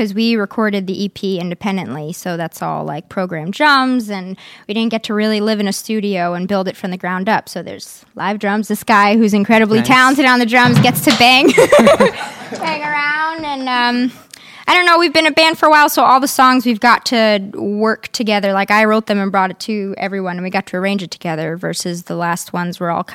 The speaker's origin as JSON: {"language": "English", "town": "New York City", "region": "New York", "country": "United States", "said": "I'm from Queens."}